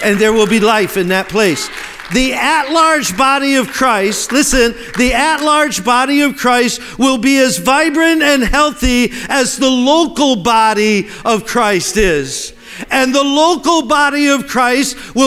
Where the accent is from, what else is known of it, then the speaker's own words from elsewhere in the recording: Pennsylvania, United States; The one I grew up in Pennsylvania